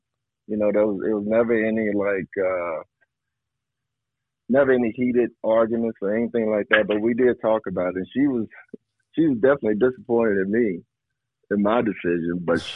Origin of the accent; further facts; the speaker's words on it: Arkansas, United States; I grew up in Arkansas. In the South